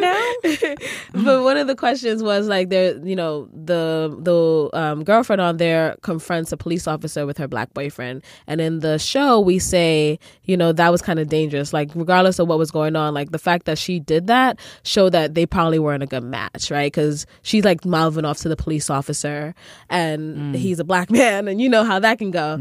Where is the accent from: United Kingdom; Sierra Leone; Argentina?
Sierra Leone; I'm from Sierra Leone